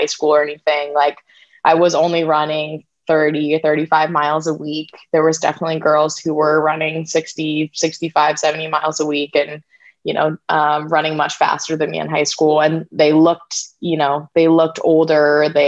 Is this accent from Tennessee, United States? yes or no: no; St. Louis, Missouri, United States; I'm from St. Louis, Missouri, and we have lots of all-boys schools and all-girls schools there for some reason